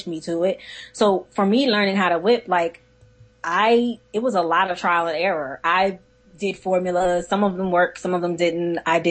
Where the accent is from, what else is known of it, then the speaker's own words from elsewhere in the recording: Philadelphia, Pennsylvania, United States; I'm from Philly